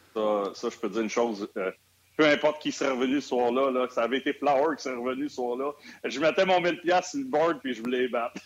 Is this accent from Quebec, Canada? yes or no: yes; Montreal, Quebec, Canada; je suis natif de Montréal